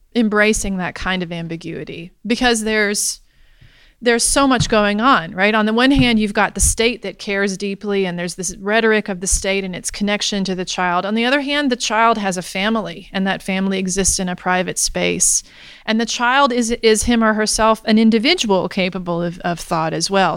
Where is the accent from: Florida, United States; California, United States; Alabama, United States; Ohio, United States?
Alabama, United States; I grew up in Alabama